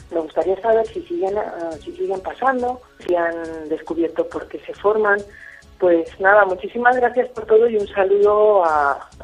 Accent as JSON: {"language": "Spanish", "town": "Madrid", "region": "Community of Madrid", "country": "Spain", "said": "soy de Madrid."}